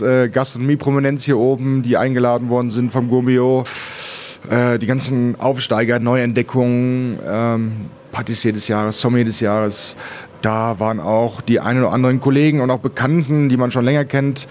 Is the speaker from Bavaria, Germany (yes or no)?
no; Bielefeld, North Rhine-Westphalia, Germany; also born or lived in Berlin; now in Switzerland; geboren in Berlin, äh, aufgewachsen äh, hauptsächlich in Bielefeld